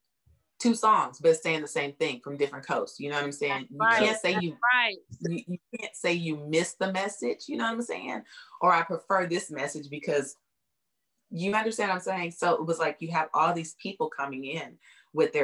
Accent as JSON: {"language": "English", "area": "Bay Area", "region": "California", "country": "United States", "tie": "born or raised there", "moved": "as an adult", "lives_now": "Houston, United States", "said": "And then we moved to the Bay Area and I was raised there"}